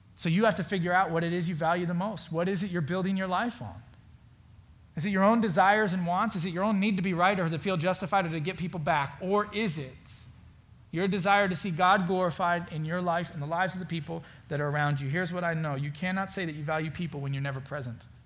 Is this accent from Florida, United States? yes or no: yes; Florida, United States; now in Indiana, United States; I grew up in Florida. I now live in Indiana